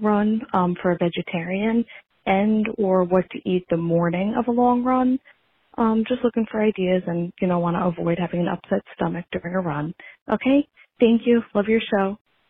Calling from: Long Island, New York, United States; I'm calling from Long Island, New York.

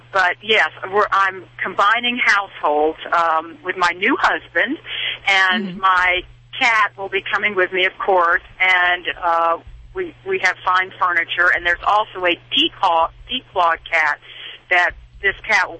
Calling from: North Carolina, United States; I'm calling from North Carolina.

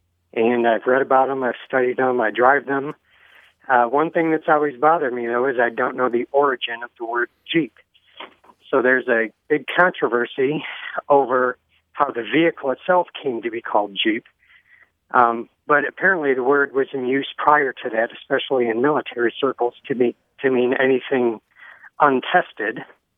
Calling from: Ypsilanti, Michigan, United States; I'm calling from Ypsilanti, Michigan.

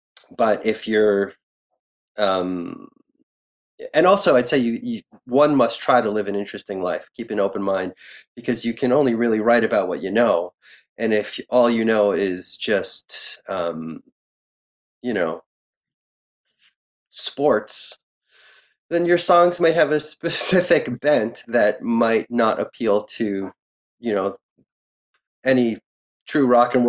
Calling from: New York, United States; I'm talking from New York as a New York fan, so.

